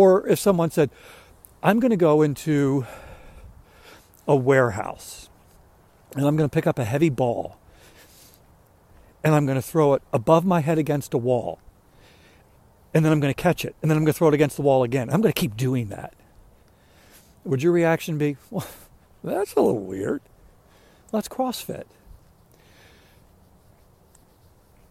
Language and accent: English; Maryland, United States; moved away as an adult; now in South Carolina, United States; I'm from Maryland, just moved down here a little more than a year ago